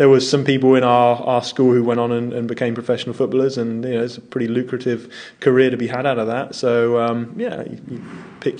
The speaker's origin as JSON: {"language": "English", "region": "southern England", "country": "United Kingdom", "tie": "born or raised there", "said": "Grew up southern England"}